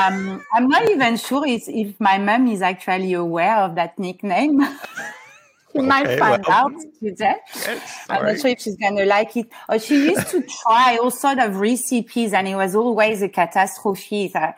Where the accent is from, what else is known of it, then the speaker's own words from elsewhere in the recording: Paris, Île-de-France, France; born there; And that's how she moved to Paris, and that's why I was born in Paris.